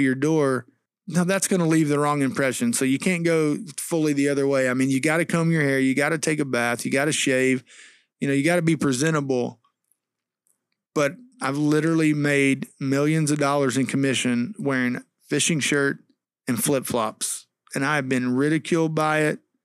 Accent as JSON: {"language": "English", "region": "Texas", "country": "United States", "also_born_or_lived": "Missouri", "said": "when we came to Texas from Missouri, 'cause I went to Missouri for college, when we moved back here in two thousand five"}